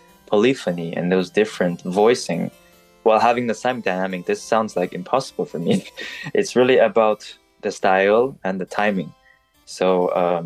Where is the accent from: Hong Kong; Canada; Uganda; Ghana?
Canada; Montreal, Quebec; also born or lived in Paris, France; I was born in Paris and then grew up in Montreal in those French-speaking countries.